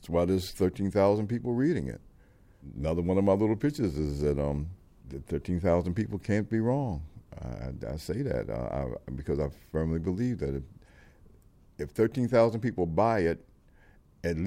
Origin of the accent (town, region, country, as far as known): Washington, District of Columbia, United States